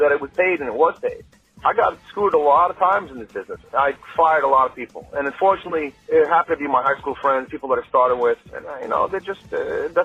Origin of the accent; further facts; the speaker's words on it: New York City, New York, United States; I grew up on Bayside in Queens